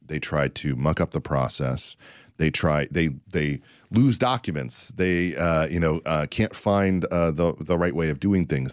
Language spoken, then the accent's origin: English; United States; As an American, as someone who's proud to be an American